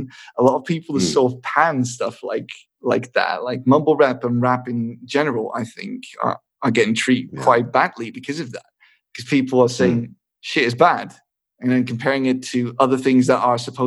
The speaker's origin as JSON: {"language": "English", "area": "Rotterdam area", "region": "South Holland", "country": "Netherlands", "first_language": "English and Dutch", "said": "I'm half Scottish and I'm from the Rotterdam area"}